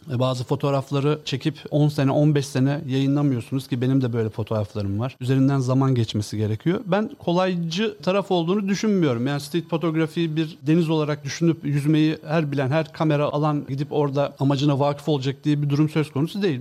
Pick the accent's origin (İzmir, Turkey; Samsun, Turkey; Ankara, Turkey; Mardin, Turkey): Samsun, Turkey; moved away as an adult; now in Istanbul, Turkey; ben Samsunluyum